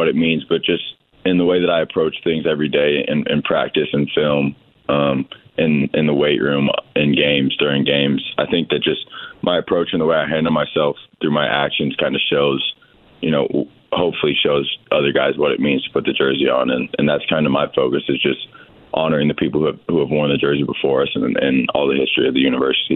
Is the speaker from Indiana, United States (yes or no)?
yes; Bloomington, Indiana, United States; I grew up in Bloomington. I grew up going to games.